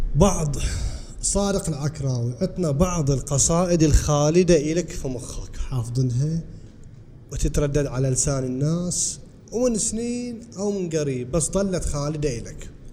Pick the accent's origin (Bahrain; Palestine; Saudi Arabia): Bahrain; عندنا في البحرين